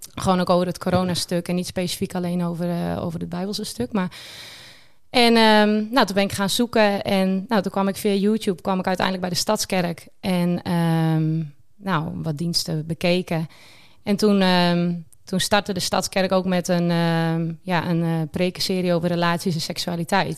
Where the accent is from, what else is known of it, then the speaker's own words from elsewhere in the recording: Sneek, Friesland, Netherlands; ik ben 32 jaar en ik kom uit Sneek.